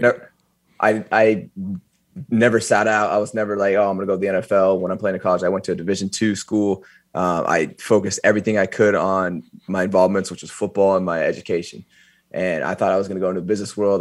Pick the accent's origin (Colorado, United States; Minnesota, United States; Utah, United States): Colorado, United States; Eaton; Eaton, Colorado